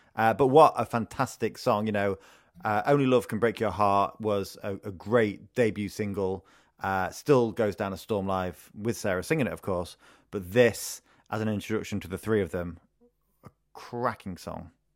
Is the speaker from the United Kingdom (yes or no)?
yes; Retford, East Midlands, United Kingdom; moved away; my hometown of Retford